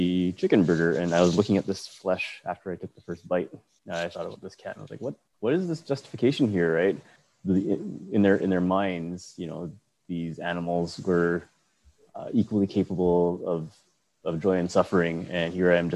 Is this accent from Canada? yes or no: yes; Edmonton, Alberta, Canada; moved away as an adult; also born or lived in Victoria; Previously I grew up in Edmonton